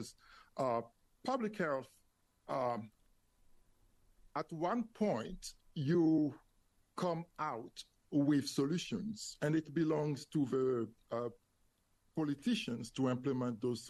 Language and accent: English; Côte d’Ivoire; English is a second language; moved away as an adult; also born or lived in France / Ottawa, Canada; now in Greenville, United States; I was born and raised in the Ivory Coast, West Africa, a French-speaking country.